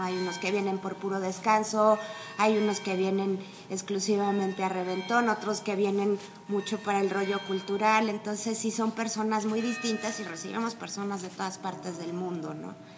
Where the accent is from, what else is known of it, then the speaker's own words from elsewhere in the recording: Mexico City, Mexico; moved away as an adult; now in San Miguel de Allende, Mexico; yo soy del DF, llevo ya 10 años viviendo aquí y ya me considero más sanmiguelense que chilanga